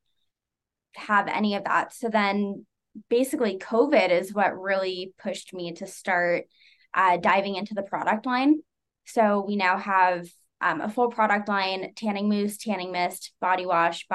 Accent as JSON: {"language": "English", "town": "Las Vegas", "region": "Nevada", "country": "United States", "moved": "as an adult", "lives_now": "Utah, United States", "said": "So my fiance, we're both from Vegas"}